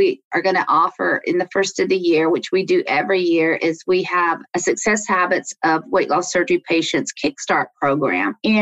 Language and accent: English; Alabama, United States; moved away as an adult; also born or lived in Washington, D.C.; now in Maryland, United States; I grew up in Alabama